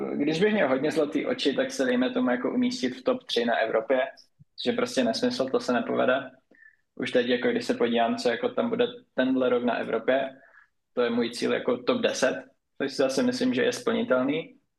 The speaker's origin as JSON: {"language": "Czech", "town": "Nový Jičín", "region": "Moravian-Silesian Region", "country": "Czechia", "tie": "born or raised there", "said": "u nás na severu, jelikož jsem od Ostravy, od Nového Jičína, tak tam máme Dům dětí a mládeže"}